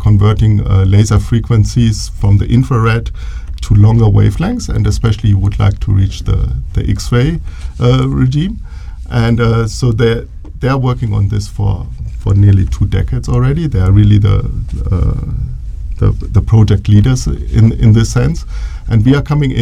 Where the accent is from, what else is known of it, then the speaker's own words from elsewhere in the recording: Germany; moved away as an adult; also born or lived in Bielefeld, Germany / Canada / Dresden, Germany; now in Boulder, United States; I'm from Germany. I was born in Germany. I studied in Germany. Actually, the city is Bielefeld